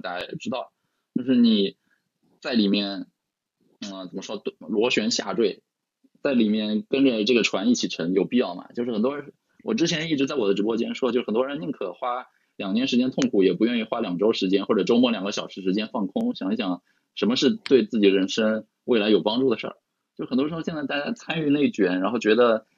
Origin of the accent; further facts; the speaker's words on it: Shanghai, China; 对我们上海人来说，疫情又，又来了一次嘛